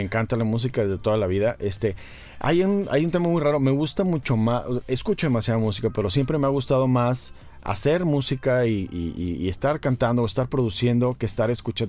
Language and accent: Spanish; Ciudad Victoria, Tamaulipas, Mexico; yo soy de Victoria.